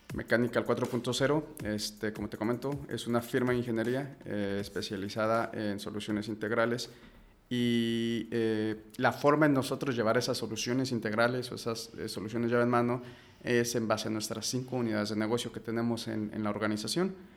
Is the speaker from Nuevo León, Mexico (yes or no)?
no; Mexico City, Mexico; soy de la Ciudad de México